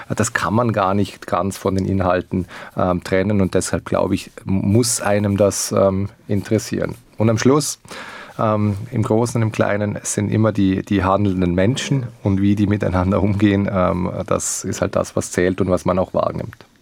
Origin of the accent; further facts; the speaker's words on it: Liechtenstein; als Liechtensteiner